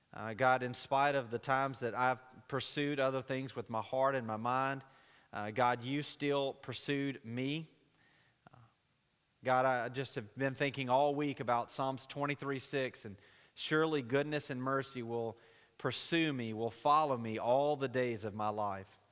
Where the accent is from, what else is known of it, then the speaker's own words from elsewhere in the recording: Laurel, Mississippi, United States; I'm from Jones County, from Laurel